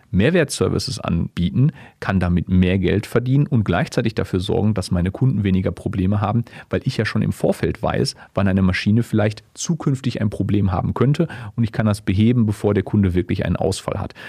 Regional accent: Essen, North Rhine-Westphalia, Germany; moved away; also born or lived in Dortmund / Böblingen; als gebürtiger Essener

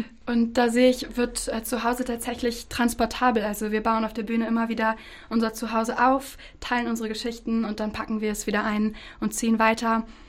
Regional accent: Bad Pyrmont, Lower Saxony, Germany; ich in Bad Pyrmont geboren bin

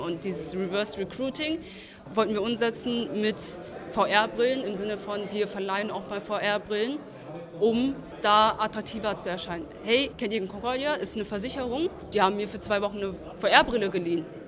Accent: Hanover, Lower Saxony, Germany; Aus Hannover.

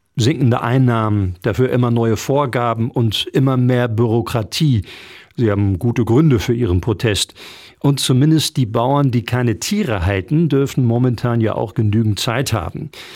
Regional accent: Germany; bei uns in Deutschland

